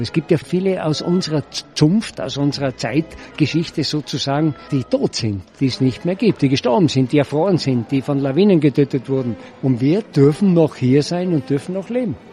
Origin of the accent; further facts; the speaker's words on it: Zillertal, Tyrol, Austria; Ich bin froh, dass ich im Zillertal geboren bin, dass ich hier aufwachsen durfte